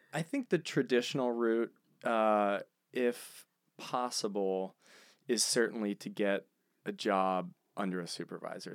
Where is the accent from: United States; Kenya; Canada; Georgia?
United States; Philadelphia, Pennsylvania; I'm from Philadelphia.